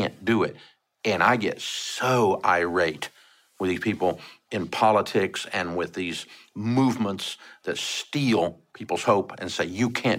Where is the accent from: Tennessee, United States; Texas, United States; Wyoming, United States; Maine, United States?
Tennessee, United States; Antioch; I grew up in Antioch, freaking Tennessee